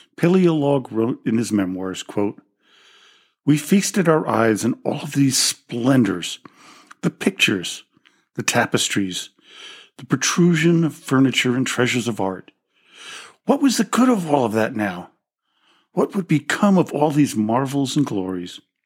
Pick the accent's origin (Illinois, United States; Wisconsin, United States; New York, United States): New York, United States; New York City; growing up in the Russian Orthodox community in New York City